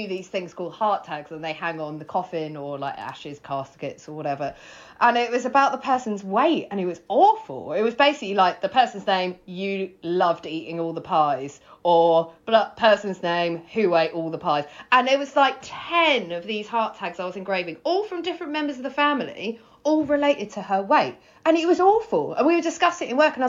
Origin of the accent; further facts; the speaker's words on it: Worthing, South East England, United Kingdom; also born or lived in London / Wales / Greece; I grew up in Worthing